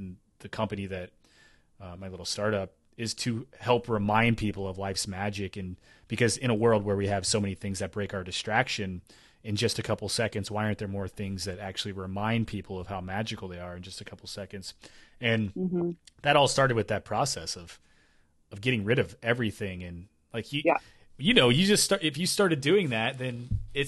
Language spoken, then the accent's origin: English; Tennessee, United States; also born or lived in Kentucky / Appalachia; now in Pacific Northwest, United States; I grew up in Tennessee, but I lived in Kentucky for 7 years